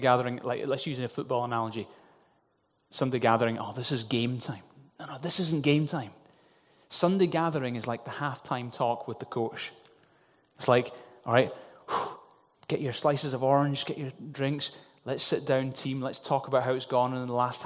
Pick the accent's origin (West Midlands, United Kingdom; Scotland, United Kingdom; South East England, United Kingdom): Scotland, United Kingdom; Glasgow; the little traditional church that I grew up in Glasgow